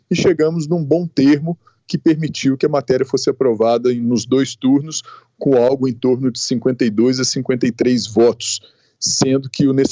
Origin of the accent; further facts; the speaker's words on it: Passos, Minas Gerais, Brazil; Edilene, eu sou natural de Passos, cidade do sudoeste de Minas, com 115 mil habitantes.